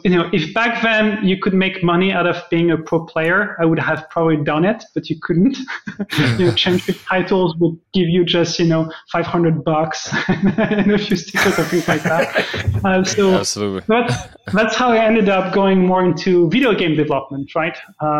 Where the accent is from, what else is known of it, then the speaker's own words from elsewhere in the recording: Germany; also born or lived in Sweden / France / Hungary / Austria; now in Canada; So I'm Canadian, but originally a European. I'm born in Sweden. I've lived in many countries, actually. I spent my childhood in Germany, lived in France, lived in Hungary, in Austria, in England.